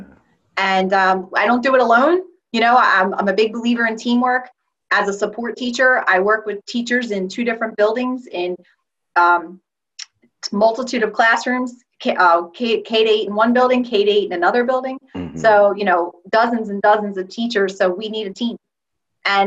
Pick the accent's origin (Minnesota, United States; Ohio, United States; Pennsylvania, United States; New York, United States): Pennsylvania, United States; right outside of the Philadelphia area; I am an English language teacher from right outside of the Philadelphia area